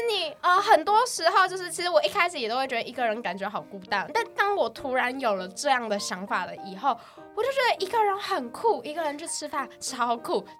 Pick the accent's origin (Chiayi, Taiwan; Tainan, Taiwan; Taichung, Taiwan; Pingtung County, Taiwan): Pingtung County, Taiwan; moved away; 我是屏东人